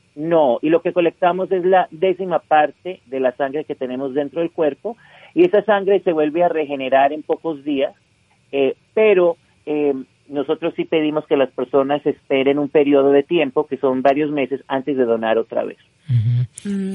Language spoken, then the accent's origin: Spanish; Utah, United States; also born or lived in Colombia; crecí aquí en Utah, soy de origen colombiano